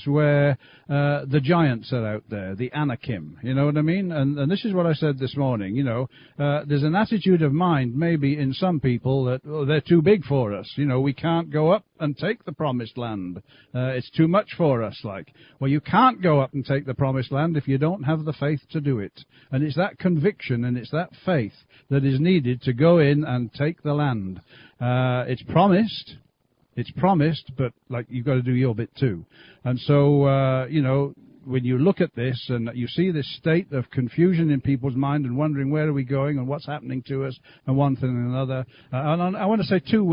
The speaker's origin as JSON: {"language": "English", "town": "Birmingham", "region": "West Midlands", "country": "United Kingdom", "tie": "born or raised there", "moved": "as an adult", "lives_now": "Canada", "said": "We lived in Great Britain for, since I was born, really, I guess, up until we came out to Canada. So Birmingham area"}